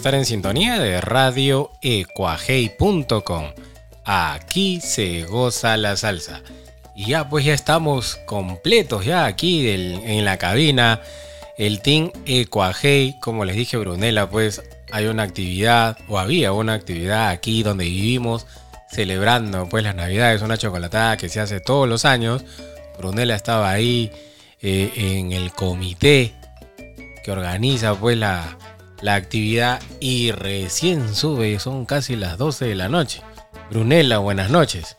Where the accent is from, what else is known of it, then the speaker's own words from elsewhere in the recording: Peru; Soy peruano.